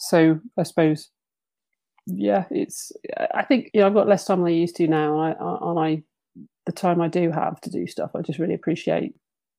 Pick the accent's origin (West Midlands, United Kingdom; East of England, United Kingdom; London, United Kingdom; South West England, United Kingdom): South West England, United Kingdom; Bristol; moved away as an adult; also born or lived in Leeds; now in Otley, United Kingdom; So I grew up in Bristol